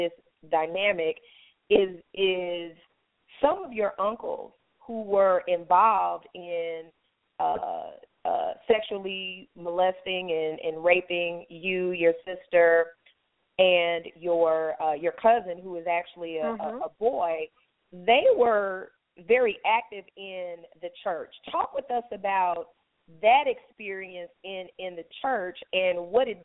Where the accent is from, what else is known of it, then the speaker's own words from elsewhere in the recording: Alabama, United States; I'm from Alabama as well